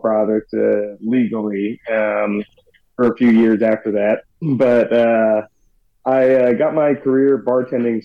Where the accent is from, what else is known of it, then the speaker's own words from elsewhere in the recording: Northern Kentucky, United States; I grew up in Northern Kentucky near Cincinnati